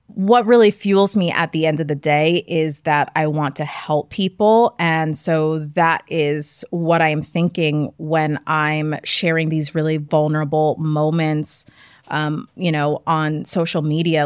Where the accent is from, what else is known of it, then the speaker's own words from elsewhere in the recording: Westchester County, New York, United States; I grew up in Westchester County, just an hour outside the city.